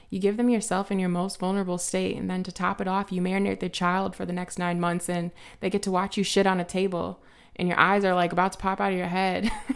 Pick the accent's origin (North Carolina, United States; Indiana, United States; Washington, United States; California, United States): Indiana, United States; Highland; I grew up in a small town, um, outside of Chicago called High Land.